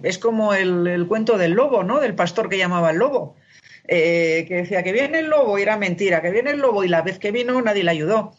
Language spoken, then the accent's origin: Spanish; Spain; now in Mexico; soy española